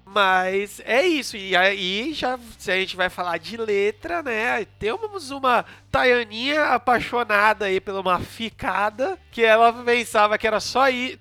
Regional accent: São Paulo, Brazil; nunca morei em condomínio, sou do Graja

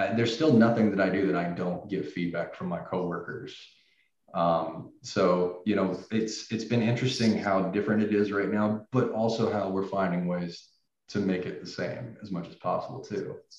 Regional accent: Nashville, Tennessee, United States; moved away; I was originally from Nashville, Tennessee

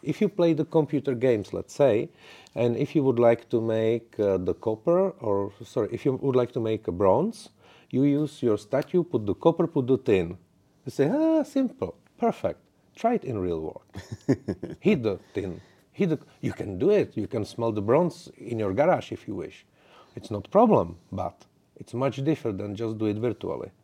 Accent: Czechia; English is a second language; I'm from the Czech Republic

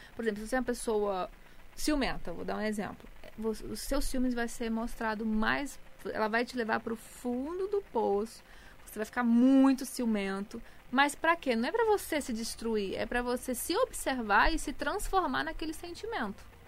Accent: Goiânia, Goiás, Brazil; now in Rio de Janeiro, Brazil; sou de Goiânia, mas atualmente estou no Rio

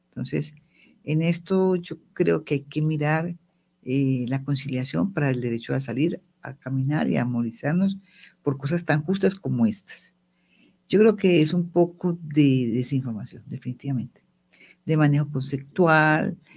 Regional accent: Medellín, Antioquia, Colombia; Yo soy paisa. Y allá en Medellín, en la familia, tuvo una reunión familiar

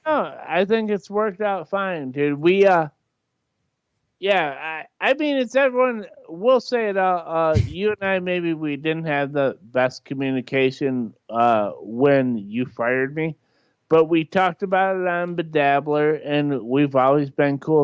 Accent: Michigan, United States; I'm from Michigan too. Like, I'm inland.

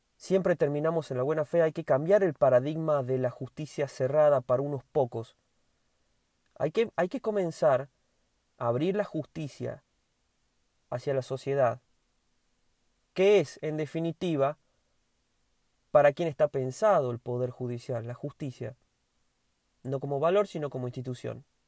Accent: Argentina

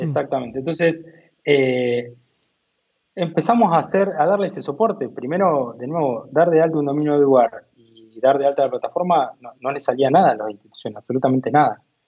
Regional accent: Coronel Dorrego, Buenos Aires Province, Argentina; moved away as an adult; also born or lived in India; now in Tandil, Argentina; yo soy oriundo de Coronel Dorrego, ¿no? Un pueblito de Coronel Dorrego, eh, que básicamente son 7.000 habitantes

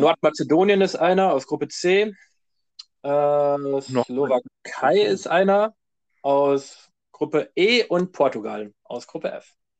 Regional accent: Germany; wir sind ja, kommen wir aus Deutschland

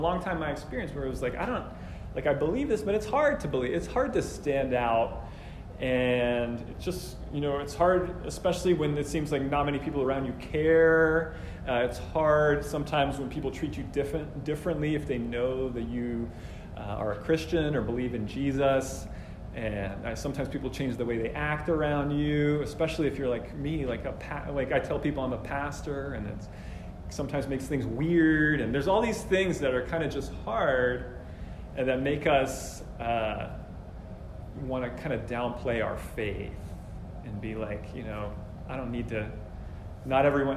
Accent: New Jersey, United States; I grew up in New Jersey mostly

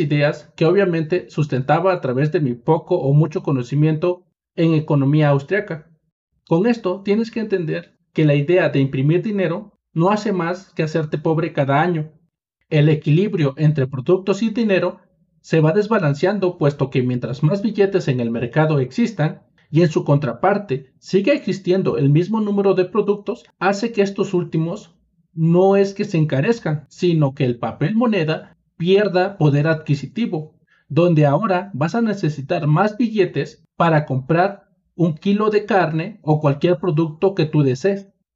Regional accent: Mexico; como soy mexicano

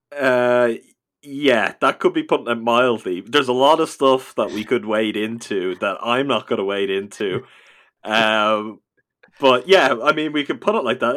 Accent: Ireland; I am from this little dot of an island in the Atlantic Ocean that often gets forgotten about

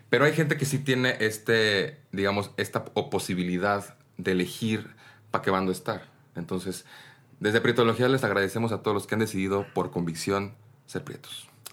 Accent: Oaxaca, Mexico; yo como oaxaqueño, pues yo soy oaxaqueño

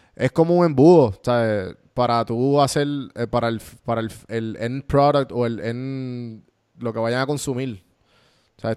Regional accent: Puerto Rico; mi roommate es, boricua, los dos somos boricua

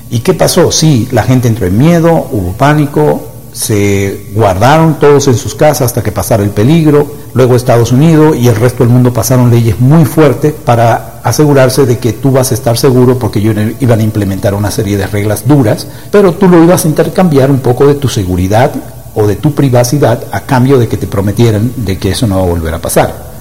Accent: Dominican Republic; yo soy de República Dominicana, una isla del Caribe la isla del merengue y de la bachata.

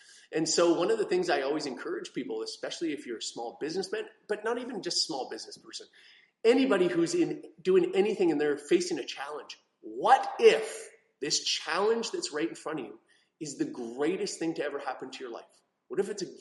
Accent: Canada; I'm from Canada

